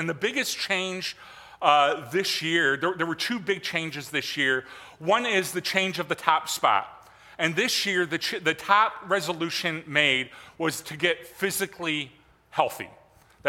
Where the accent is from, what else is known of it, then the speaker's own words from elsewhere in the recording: Michigan, United States; moved away; I was raised in Michigan